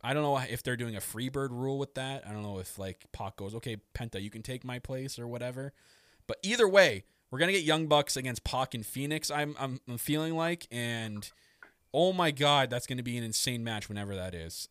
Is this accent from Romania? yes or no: no; Canada; I'm very Canadian